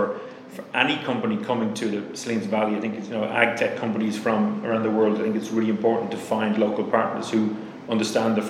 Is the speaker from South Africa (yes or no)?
no; Ireland; accent: Irish; my Irish accent